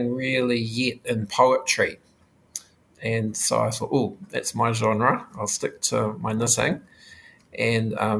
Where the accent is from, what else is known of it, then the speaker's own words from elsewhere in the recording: New Zealand; being a Māori person.